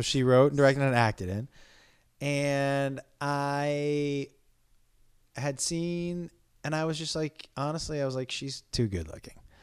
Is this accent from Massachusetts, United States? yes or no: yes; Amherst, Massachusetts, United States; born or raised there